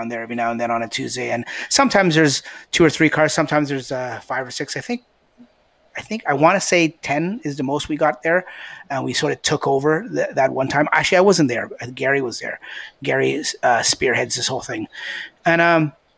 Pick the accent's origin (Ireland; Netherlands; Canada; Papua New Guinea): Canada; we're all Canadian. It's an all-Canadian